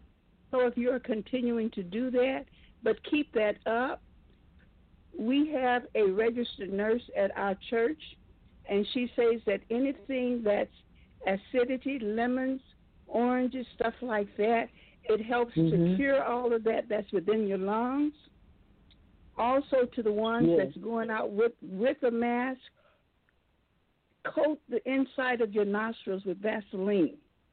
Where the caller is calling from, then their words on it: Flint, Michigan, United States; I'm calling from Flint, Michigan.